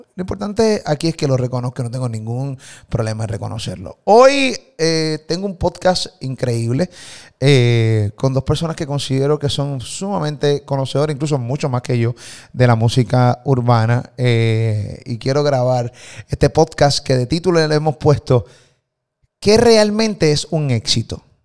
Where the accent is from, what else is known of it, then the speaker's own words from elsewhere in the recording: Puerto Rico; de Puerto Rico